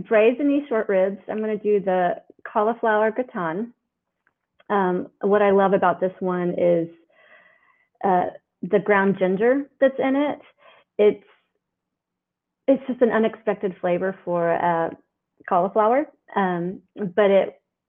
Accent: Oklahoma, United States; I'm from Oklahoma. And so that my grandmother in Oklahoma I would see weekly

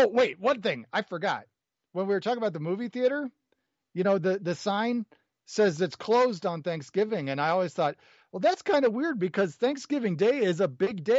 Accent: Illinois, United States; moved away; also born or lived in Peoria, Illinois; I'm originally from Illinois

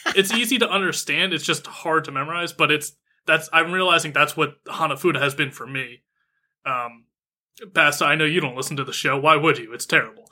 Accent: United States; I'm American

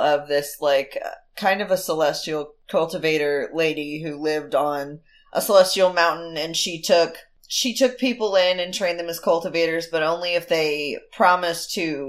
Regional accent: United States; I too am American.

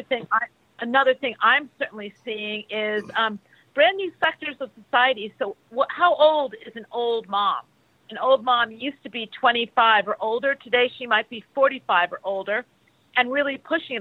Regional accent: United States; I'm American

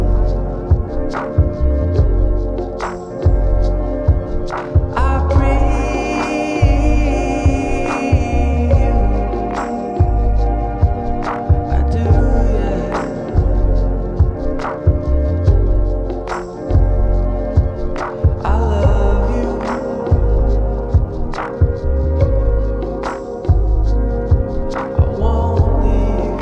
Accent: Bloomington, Illinois, United States; I stayed in my hometown of Bloomington Normal for college.

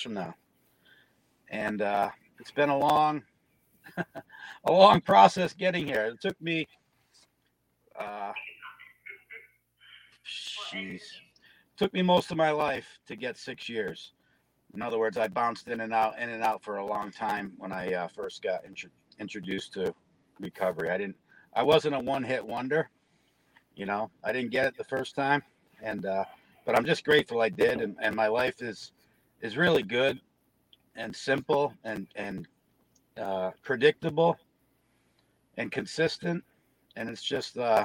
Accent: Connecticut, United States; moved away as an adult; now in Massachusetts, United States; I'm from Connecticut, but I've been up here about six, seven years. So just a hop, skip, and a jump from where I grew up, a couple hours.

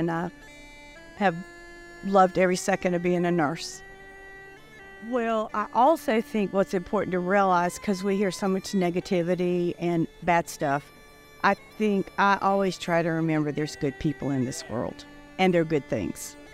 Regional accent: Fort Mill, South Carolina, United States; I'm from Fort Mill, South Carolina. I'm a retired nurse after 42 years.

